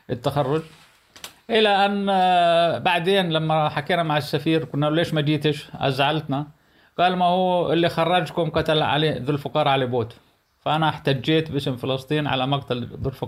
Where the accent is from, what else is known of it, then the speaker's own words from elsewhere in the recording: Palestine; انا فلسطيني ابن فلسطين اكثر من هيك يعني آه، نظرت دمي وجهدي وشبابي الى فلسطين